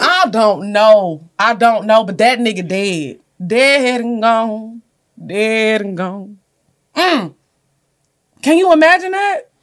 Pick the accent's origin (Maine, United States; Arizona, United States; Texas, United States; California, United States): Texas, United States; Orange; I'm from Orange, y'all know they call it the Golden Triangle, Port Arthur, Beaumont